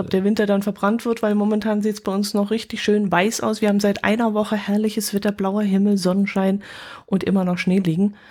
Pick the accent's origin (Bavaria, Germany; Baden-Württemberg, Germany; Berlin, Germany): Bavaria, Germany; Oberstdorf; bei uns in Oberstdorf